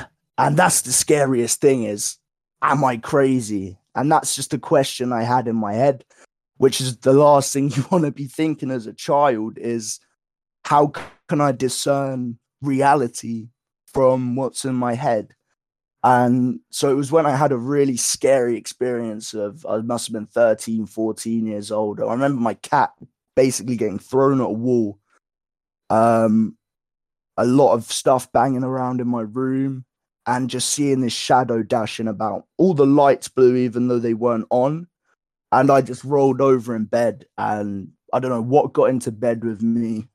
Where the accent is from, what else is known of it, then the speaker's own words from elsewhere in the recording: Woking, South East England, United Kingdom; moved away; I grew up not only in Woking